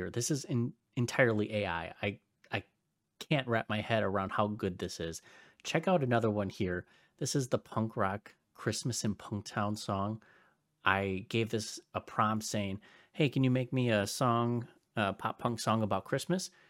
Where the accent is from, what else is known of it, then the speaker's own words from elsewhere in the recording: Pennsylvania, United States; I grew up